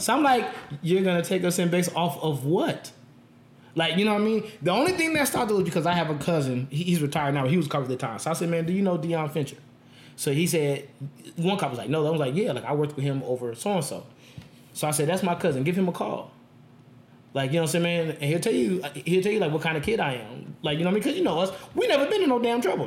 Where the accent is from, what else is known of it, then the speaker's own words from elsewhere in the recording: Las Vegas, Nevada, United States; I'm born and raised in Vegas. I've never lived anywhere else